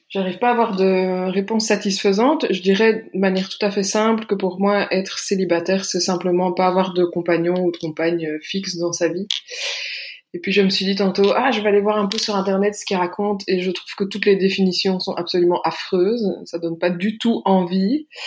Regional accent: Belgium; j'ai 33 ans, j'habite en Belgique, je suis belge.

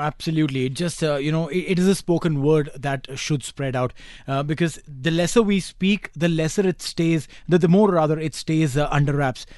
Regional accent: India; moved away; I come from India

